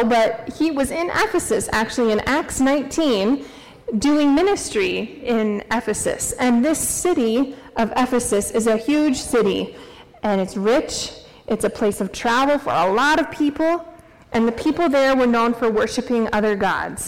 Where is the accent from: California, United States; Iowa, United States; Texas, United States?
Iowa, United States; Norwalk; now in Story City, United States; I grew up in Norwalk, Iowa, just south of Des Moines